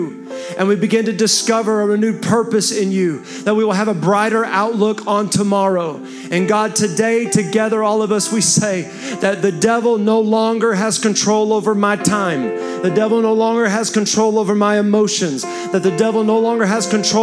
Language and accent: English; Texas, United States; I'm a Texan